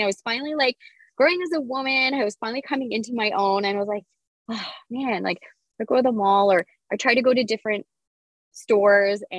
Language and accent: English; Kapuskasing, Ontario, Canada; I grew up in Cap Skasing